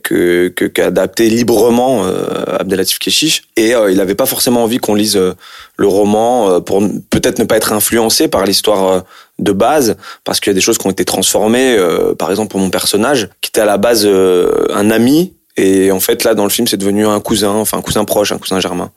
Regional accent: France; je suis d'origine algérienne. Et puis, en plus, j'ai grandi en France, je suis né en France

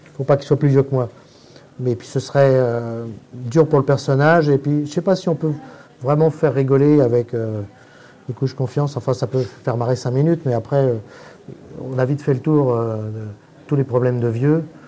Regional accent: Paris, Île-de-France, France; Pour ne pas me faire repérer en tant que parisien

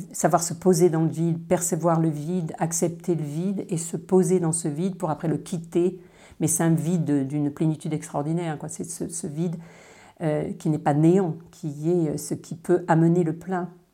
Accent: Dordogne, Nouvelle-Aquitaine, France; also born or lived in China / Paris; now in Rennes, France; Je suis née en Dordogne, mais je vis en Bretagne depuis mon retour de Chine en 89

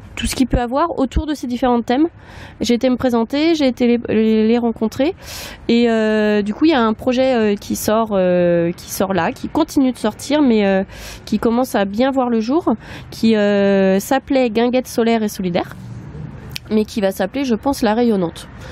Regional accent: Nantes, Pays de la Loire, France; now in Caen, France; je suis nantaise

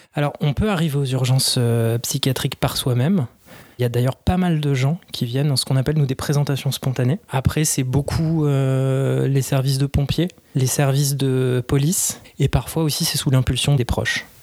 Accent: Paris, Île-de-France, France; je suis parisien

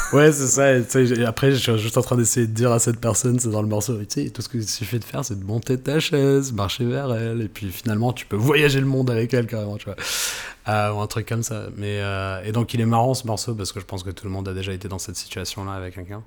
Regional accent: France; je suis né en France, quoi et que j'ai passé toute mon éducation ici

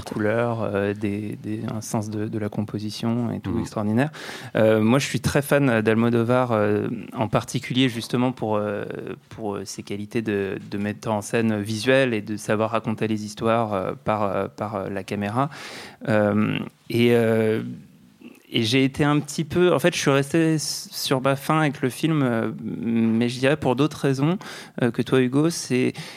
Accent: France; accent: French; avec mon petit accent français

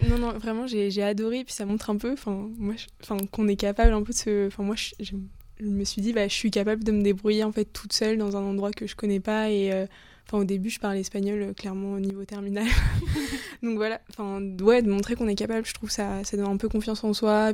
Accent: Le Mans, Pays de la Loire, France; now in Paris, France; je suis originaire du Mans. Maintenant je vis à Paris

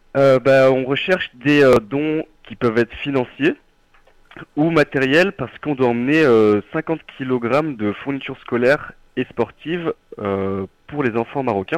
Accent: Nord-Isère, Izieux?, Auvergne-Rhône-Alpes, France; moved away as an adult; now in Lyon, France; je suis originaire du Nord-Isère, d'un petit village du Nord-Isère, d'Izimieux

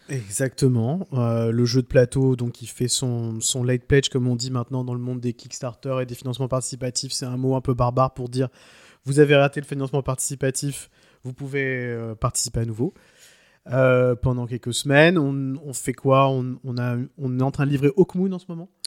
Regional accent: France; chez nous en France

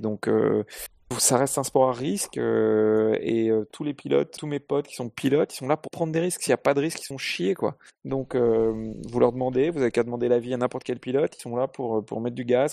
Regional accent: Paris, Île-de-France, France; moved away as an adult; now in south of France, France; je suis né à Paris, grandi à Paris jusqu'à l'âge de 33 ans. J'habite maintenant dans le sud de la France

